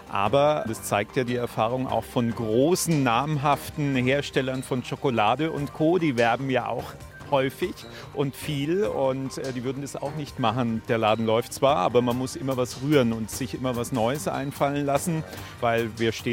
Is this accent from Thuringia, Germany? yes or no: no; Murnau, Bavaria, Germany; Also wir kommen aus Oberbayern, Murnau.